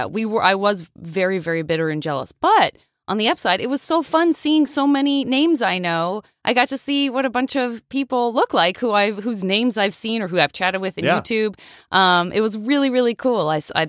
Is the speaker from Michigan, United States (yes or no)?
no; Tucson, Arizona, United States; She reminds me so much of so many of my friends' moms and like so many of my teachers growing up in Tucson, Arizona.